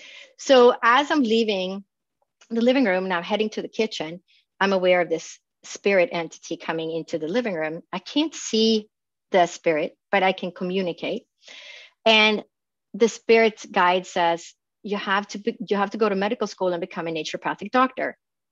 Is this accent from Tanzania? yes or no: no; Phoenix, Arizona, United States; We never got to work with each other, but we both knew that we came from Phoenix.